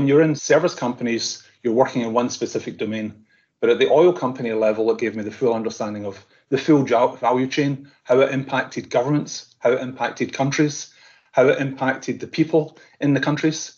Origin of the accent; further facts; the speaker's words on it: Scotland, United Kingdom; I'm Scottish